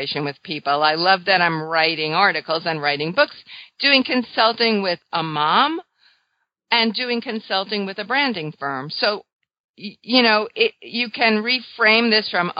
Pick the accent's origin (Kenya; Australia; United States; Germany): United States; New York; I'm a New Yorker